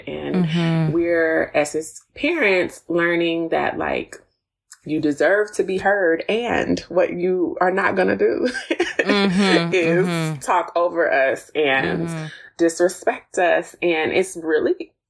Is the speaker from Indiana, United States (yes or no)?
no; Texas, United States; also born or lived in Tennessee; now in Atlanta, United States; I was born in Tennessee, raised in Texas, and now I live in a suburb of Atlanta. So I'm a Southerner through and through